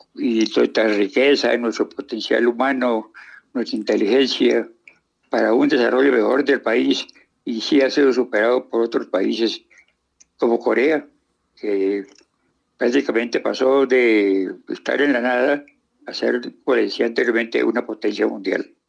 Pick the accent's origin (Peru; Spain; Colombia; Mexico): Colombia; me siento más colombiano que nunca